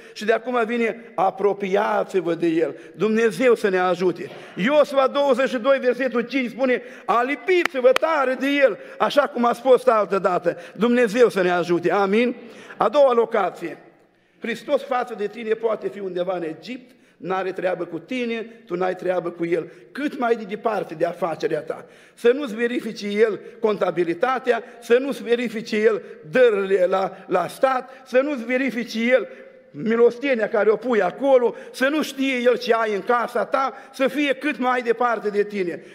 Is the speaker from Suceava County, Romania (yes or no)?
yes; Suceava, Suceava County, Romania; Din Suceava